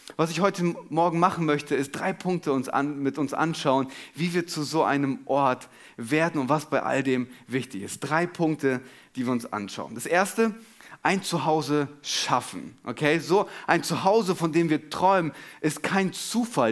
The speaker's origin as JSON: {"language": "German", "country": "Germany", "said": "wir als Deutsche"}